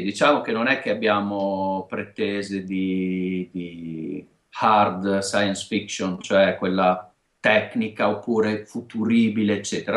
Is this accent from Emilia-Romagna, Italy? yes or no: yes; Emilia-Romagna, Italy; accent: Romagnolo